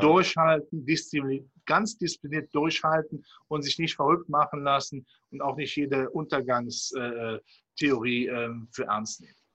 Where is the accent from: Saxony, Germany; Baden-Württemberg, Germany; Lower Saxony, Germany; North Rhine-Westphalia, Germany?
North Rhine-Westphalia, Germany; Cologne; wenn man auch meine Zunge anhört. Ich komme aus dem Rheinland, hier von Köln